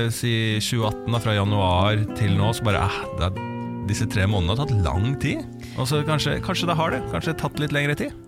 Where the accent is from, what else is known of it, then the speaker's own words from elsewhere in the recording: Bærums Verk, Akershus, Norway; på Bærums Verk, der jeg er fra